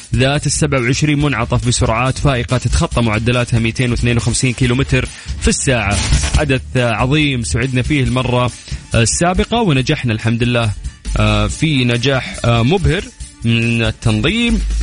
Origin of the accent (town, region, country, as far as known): Saudi Arabia